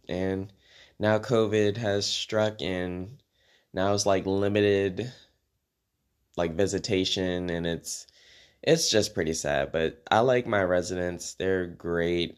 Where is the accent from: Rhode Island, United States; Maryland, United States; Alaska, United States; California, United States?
Maryland, United States; moved away as an adult; also born or lived in Washington, D.C.; now in Oklahoma, United States; I was born in D C, and I was raised in Maryland